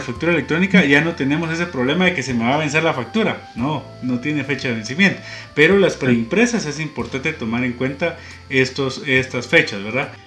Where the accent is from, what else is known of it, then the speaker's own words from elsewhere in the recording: Guatemala; como guatemaltecos